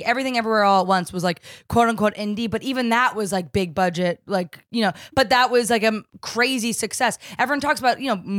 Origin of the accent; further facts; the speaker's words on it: New Jersey, United States; I'm from New Jersey.